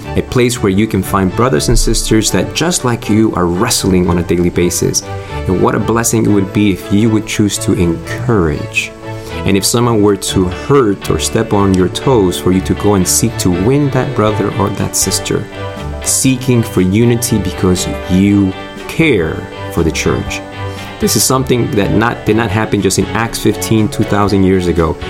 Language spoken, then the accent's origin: English; Argentina; now in United States; I'm originally from Argentina. I'm a U.S. citizen right now